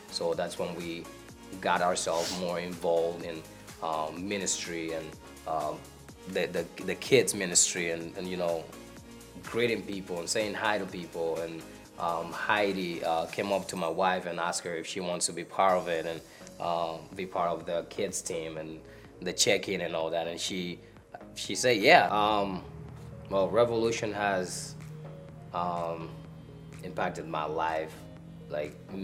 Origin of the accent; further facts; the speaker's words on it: Dominican Republic; moved away as an adult; now in Kenosha, United States; I'm from the Dominican Republic. I got here to this country 8 years ago with my wife and my kids